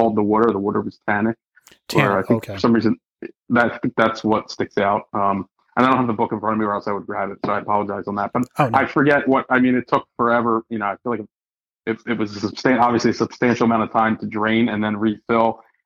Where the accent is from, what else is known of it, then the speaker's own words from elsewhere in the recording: Philadelphia, Pennsylvania, United States; I was born and raised in Philadelphia, you know, the birthplace of America